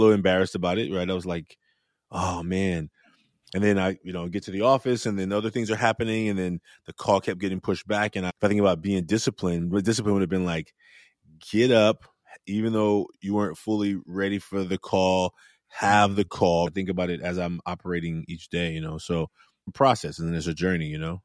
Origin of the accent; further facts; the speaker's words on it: Oakland, California, United States; as a young man growing up in Oakland, raised by a single mother